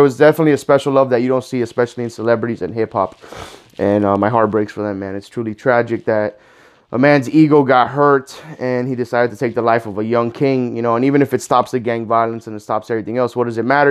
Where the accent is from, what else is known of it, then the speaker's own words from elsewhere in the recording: Miami Gardens, Florida, United States; I grew up in Miami Gardens, Carroll City